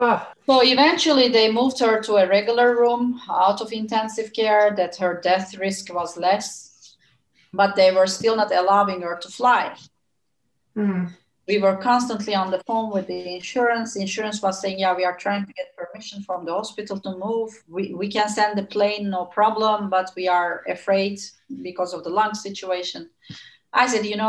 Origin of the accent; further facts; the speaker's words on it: Turkey; moved away as an adult; now in Netherlands; I come from Turkey, which is always the sunny land